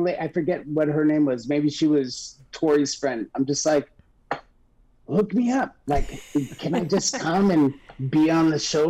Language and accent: English; Los Angeles, California, United States; So I grew up in San Pedro, which is the Los Angeles waterfront.